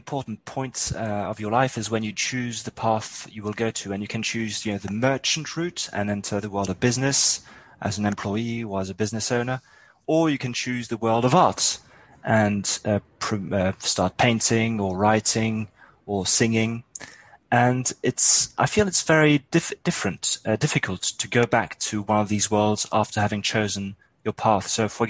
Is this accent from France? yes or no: yes; France; My parents were actually British and they brought me up in France.